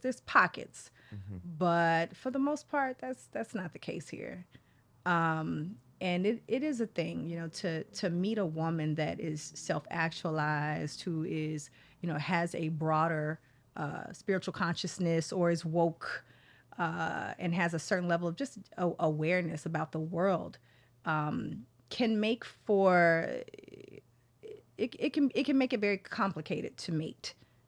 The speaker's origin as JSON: {"language": "English", "town": "Dallas", "region": "Texas", "country": "United States", "also_born_or_lived": "Oklahoma City", "said": "I'm from Dallas, Texas, Oklahoma City."}